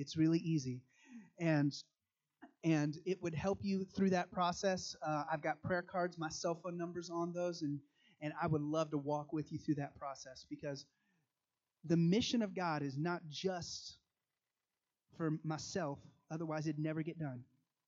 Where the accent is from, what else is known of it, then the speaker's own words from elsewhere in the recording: Nigeria; I grew up in Nigeria, which is one of the countries in Africa.